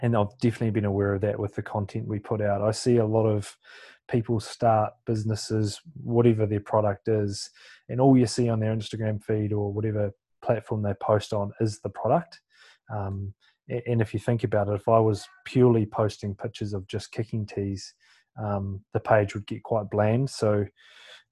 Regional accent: New Zealand; born or raised there

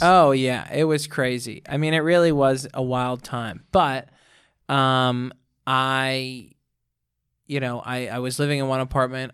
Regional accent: Pittsburgh, Pennsylvania, United States; moved away as an adult; now in New York, United States; I got to record that in my hometown. Went back to Pittsburgh

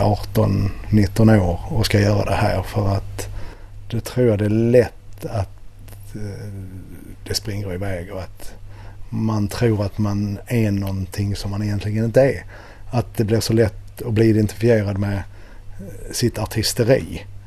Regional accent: Helsingborg, Skåne, Sweden; moved away; also born or lived in Nacka; Jag är ju född och uppvuxen i Helsingborg

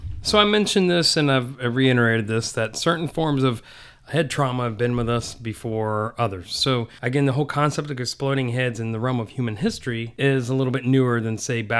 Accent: Saudi Arabia; I grew up in Saudi, so I've seen people's head get cut off

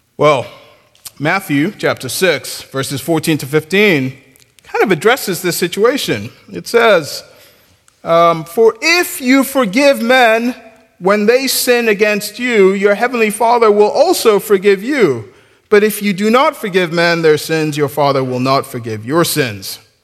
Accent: Nigeria; I'm Nigerian

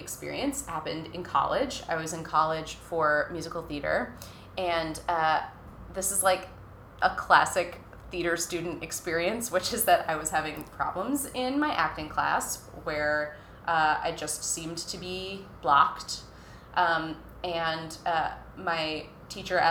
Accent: Minnesota, United States; I'm from Minnesota

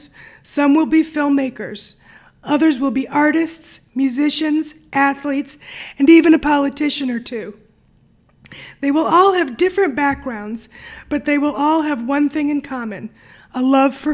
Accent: New York City, New York, United States; moved away as an adult; now in Detroit, United States; I grew up on the Upper West Side of New York City in the 1980s

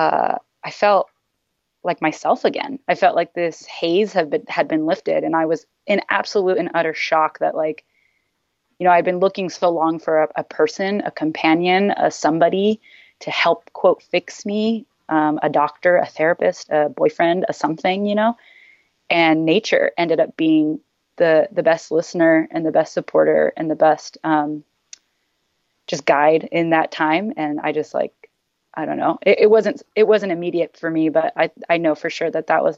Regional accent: San Diego, California, United States; moved away; also born or lived in San Francisco; And I was raised in San Diego, in North County, San Diego

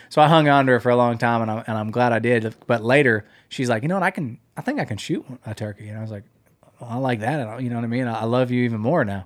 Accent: Pennsylvania, United States; When I grew up hunting in Pennsylvania

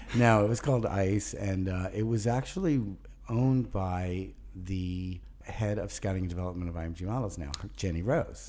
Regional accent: New York City, New York, United States; also born or lived in Birmingham, Alabama / Charlotte, North Carolina; finally came to Brooklyn when I was five, and I arrived with a Southern accent

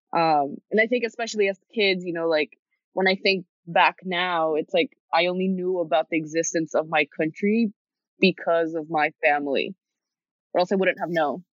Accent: New York City, New York, United States; being born and raised in New York City

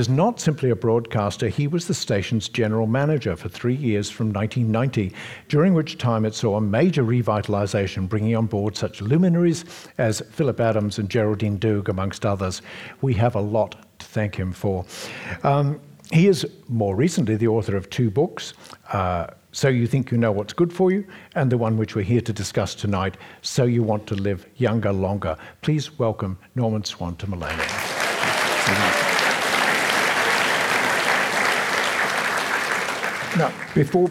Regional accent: Paisley, Scotland, United Kingdom; I came from, I was born in Paisley

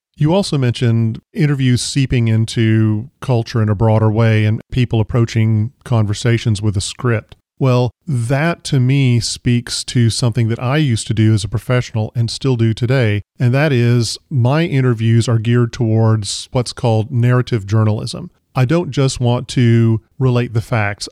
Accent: the South, United States; I grew up in the South

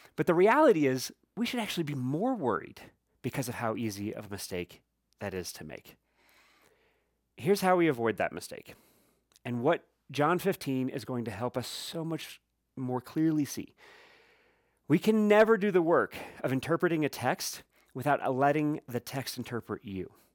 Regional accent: Midwest, United States; as I grew up saying in the Midwest

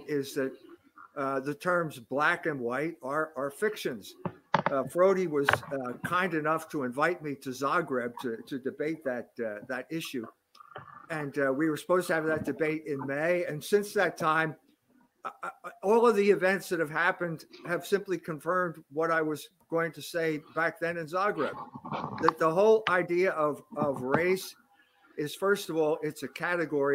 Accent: United States; as an American

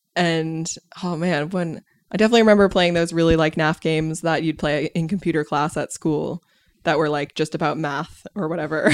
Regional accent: United States; as an American

